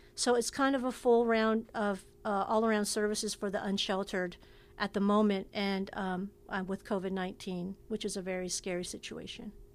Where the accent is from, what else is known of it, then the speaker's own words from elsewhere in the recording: Oakland, California, United States; also born or lived in Massachusetts / New York City; I'm born and raised in Oakland, California, but spent considerable time in, on the East Coast in Massachusetts and New York City